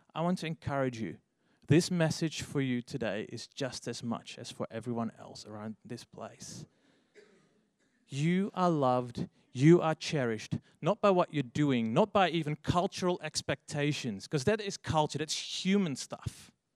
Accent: Netherlands; English is a second language; moved away as an adult; now in Australia; if you hear my accent, I'm actually from overseas. I've lived here in Australia for 10 years already, but. Um, yeah, I'm actually from the Netherlands

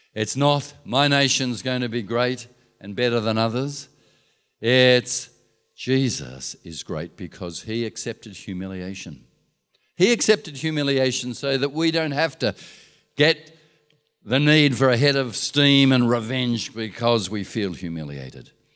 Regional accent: Australia; we're patriotic Australians

